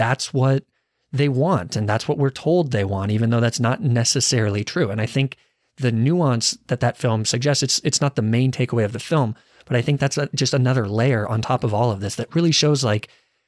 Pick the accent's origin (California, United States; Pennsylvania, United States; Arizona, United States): Arizona, United States; I guess I'm from Arizona